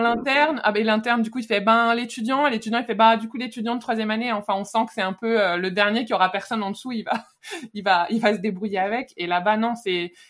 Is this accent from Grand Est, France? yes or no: no; Lyon, Auvergne-Rhône-Alpes, France; moved away as an adult; jusque là j'ai un peu tout fait sur Lyon, là où j'ai vécu quand j'étais petite